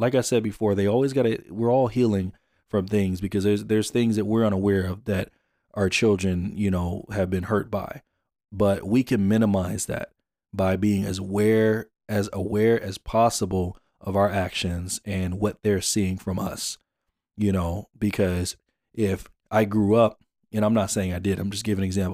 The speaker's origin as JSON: {"language": "English", "town": "Jonesboro", "region": "Georgia", "country": "United States", "tie": "born or raised there", "also_born_or_lived": "Phoenix", "moved": "yes", "said": "I'm born and raised in Atlanta, Jonesboro, Georgia"}